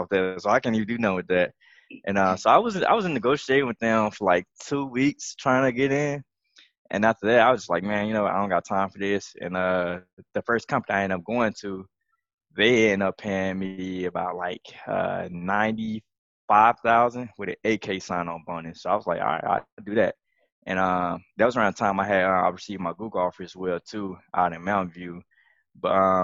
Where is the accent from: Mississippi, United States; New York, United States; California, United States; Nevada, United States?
Mississippi, United States; I'm from Mississippi. Oh, that accent came out when I said